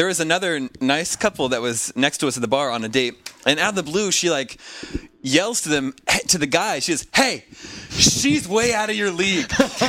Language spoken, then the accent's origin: English; Kansas, United States; I am from Kansas.